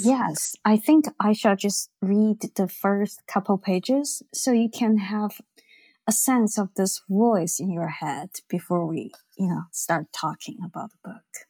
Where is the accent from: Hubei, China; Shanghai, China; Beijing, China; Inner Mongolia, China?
Beijing, China; I grew up in Beijing, which was a very gray, black, green, you know, dark place.